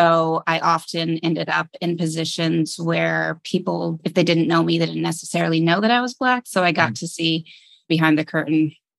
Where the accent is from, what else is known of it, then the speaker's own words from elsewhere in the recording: Arizona, United States; also born or lived in Boston, Massachusetts / Brooklyn, New York; And they met and I was born in Boston, where they're both pursuing college degrees. Around the time I was four, they split and they both relocated. So I grew up primarily between a small town, a tiny desert town in Arizona with my mother and in Brooklyn, New York with my father.